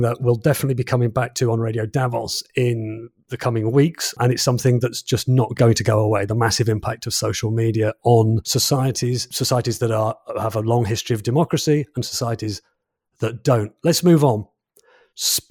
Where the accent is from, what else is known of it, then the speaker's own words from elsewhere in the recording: England, United Kingdom; as a Brit, as an English person